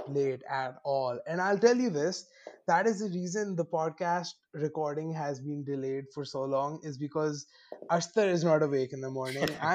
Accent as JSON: {"language": "English", "town": "Lahore", "region": "Punjab", "country": "Pakistan", "said": "I'm from Lahore."}